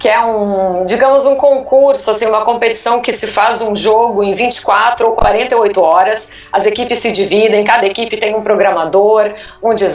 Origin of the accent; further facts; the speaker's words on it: Porto Alegre, Rio Grande do Sul, Brazil; moved away as an adult; now in São Paulo, Brazil; Eu morava em Porto Alegre, sou natural de Porto Alegre e o, a profissão, digamos assim, né, os rumos profissionais me fizeram me mudar para cá